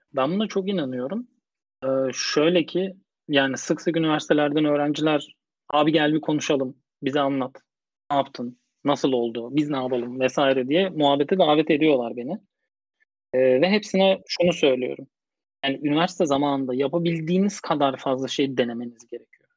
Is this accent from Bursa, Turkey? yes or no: yes; Bursa, Turkey; moved away as an adult; also born or lived in Istanbul; Doğma büyüme Bursalıyım.